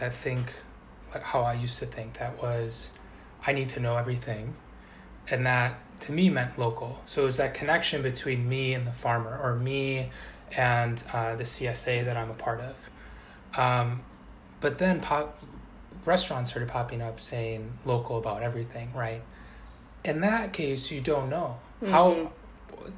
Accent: outside of Milwaukee, Wisconsin, United States; moved away; I grew up outside of Milwaukee

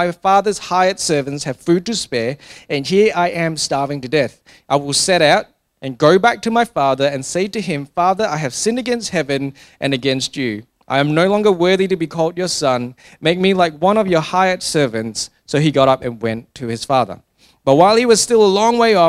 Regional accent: Singapore; I grew up in Singapore

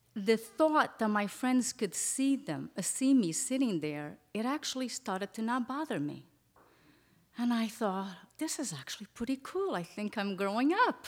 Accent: Portugal; moved away; I grew up in Portugal in an orphanage

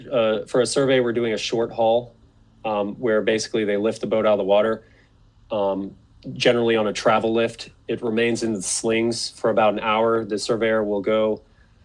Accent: North Carolina, United States; my home state of North Carolina

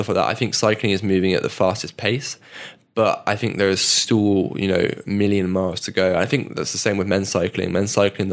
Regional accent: United Kingdom; as a Brit

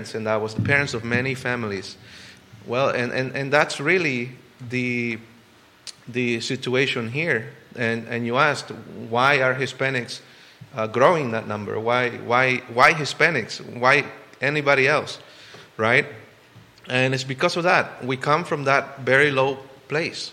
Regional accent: El Salvador; now in Charlottesville, United States; Where I come from, El Salvador, and many of you know that I grew up in El Salvador in a very small, not even a city, not even a town.

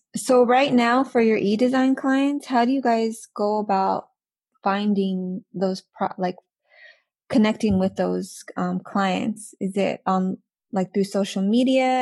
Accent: California, United States; moved away as an adult; also born or lived in Thailand; now in Canada; now we're back in Canada but we're originally from California.

